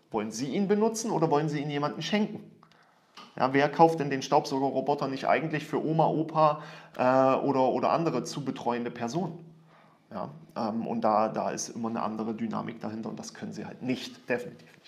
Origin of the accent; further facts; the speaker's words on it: Germany; als Deutscher nicht.